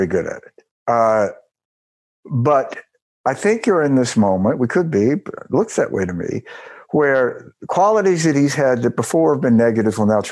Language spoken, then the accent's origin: English; Mississippi, United States; my home state of Mississippi